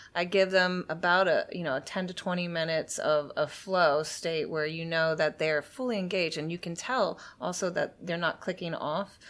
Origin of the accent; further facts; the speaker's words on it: Sebastian, Florida, United States; also born or lived in Miami, Florida / London, England; I was actually born in Miami, Florida, but I grew up in Sebastian, which is about three hours north of Miami